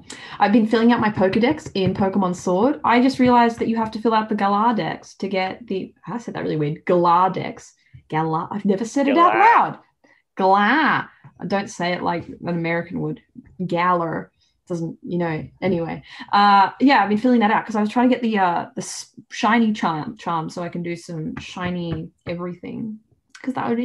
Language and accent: English; Australia; I am Australian